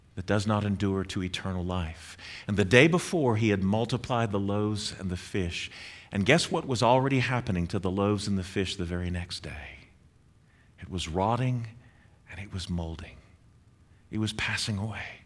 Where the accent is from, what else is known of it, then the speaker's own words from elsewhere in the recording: Northeast, United States; moved away; I grew up in the Northeast